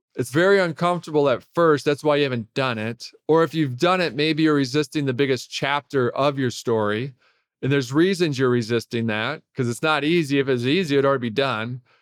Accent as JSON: {"language": "English", "town": "Detroit", "region": "Michigan", "country": "United States", "tie": "born or raised there", "said": "I grew up in Detroit."}